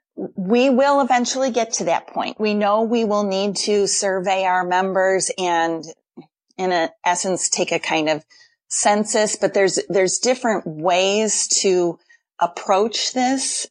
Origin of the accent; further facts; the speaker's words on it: Wheaton, Illinois, United States; I grew up in South Wheaton, in Briarcliff